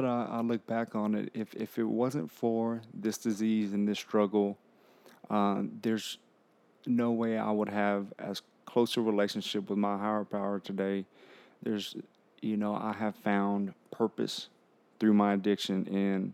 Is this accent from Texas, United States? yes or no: yes; Harlingen, Texas, United States; I'm from Harlingen, Texas, and it's near South Padre Island, Brownsville